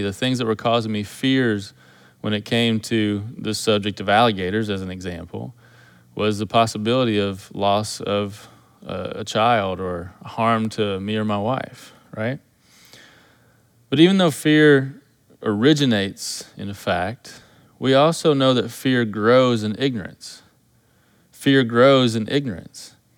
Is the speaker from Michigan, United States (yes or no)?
no; Kentucky, United States; moved away as an adult; growing up in Kentucky, we don't have alligators in Kentucky